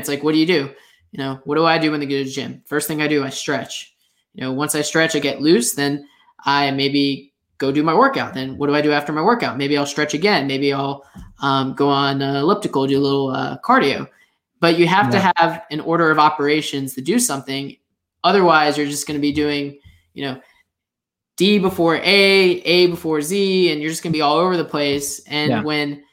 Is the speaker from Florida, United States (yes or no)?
yes; Longwood, Florida, United States; moved away as an adult; also born or lived in Tallahassee, Florida; now in Jacksonville, United States; I grew up outside of Orlando, in a place called Longwood